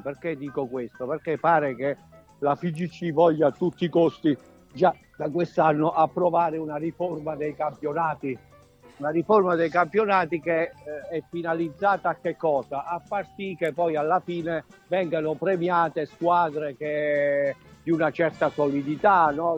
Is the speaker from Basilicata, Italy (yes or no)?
yes; Grumento Nova, Basilicata, Italy; moved away as an adult; now in Rome, Italy; vengo anch'io da, come voi, no? da un piccolo borgo che è Grumento Nova